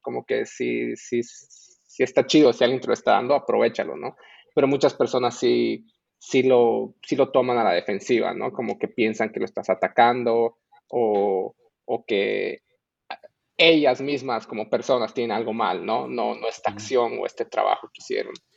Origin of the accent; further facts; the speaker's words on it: Bolivia; moved away as an adult; also born or lived in Mexico; yo nací en Bolivia y de hecho me, me, pues, pero me crié ahí y luego me mudé a México para la universidad